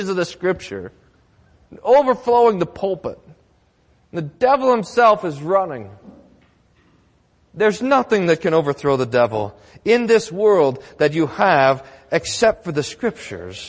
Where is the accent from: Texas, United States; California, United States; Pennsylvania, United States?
Texas, United States; Growing up in Texas